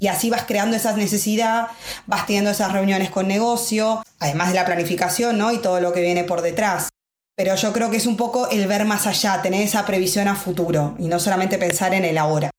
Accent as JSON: {"language": "Spanish", "region": "Buenos Aires", "country": "Argentina", "moved": "as an adult", "lives_now": "Madrid, Spain", "said": "yo soy argentina de Buenos Aires, creo que mi acento lo hice desde momento uno."}